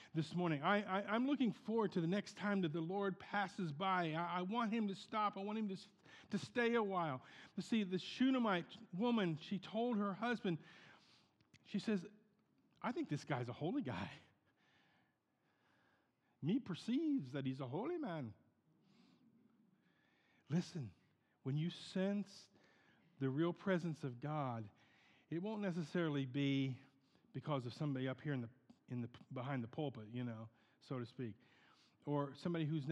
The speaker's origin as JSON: {"language": "English", "town": "Portsmouth", "region": "Ohio", "country": "United States", "tie": "born or raised there", "moved": "yes", "said": "We had a bread factory in Portsmouth, in my hometown in Ohio"}